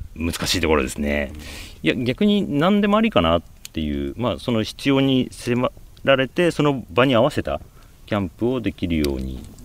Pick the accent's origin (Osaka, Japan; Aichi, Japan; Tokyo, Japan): Aichi, Japan; Nagoya; also born or lived in Gifu Prefecture (paternal grandparents' farm); 愛知県生まれで、まあ、名古屋市の郊外で育ってたんですけど